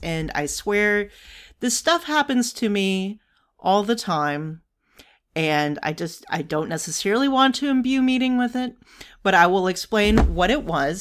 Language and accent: English; New York City, New York, United States; being a New Yorker